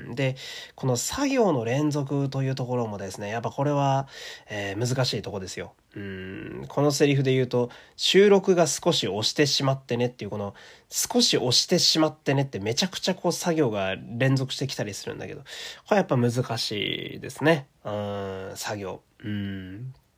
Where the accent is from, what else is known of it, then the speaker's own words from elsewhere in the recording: Fukui, Japan; moved away; 私の地元の福井県立恐竜博物館